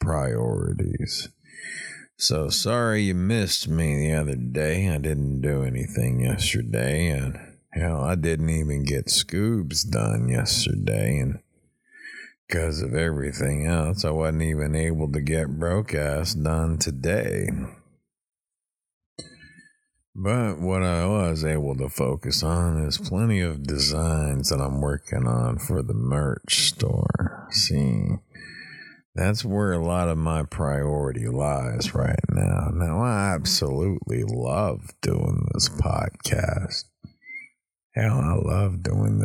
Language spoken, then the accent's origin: English; East Texas, United States; also born or lived in Oklahoma; now in South Florida, United States; I'm from East Texas